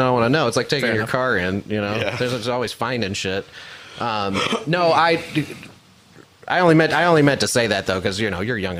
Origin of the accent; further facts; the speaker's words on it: Chicago, Illinois, United States; I grew up in Chicago.